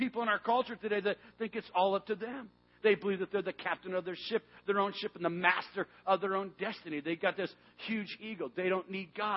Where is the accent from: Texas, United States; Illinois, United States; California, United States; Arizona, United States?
Arizona, United States; Tucson; the mountains of southern Arizona, where I grew up in Tucson, Arizona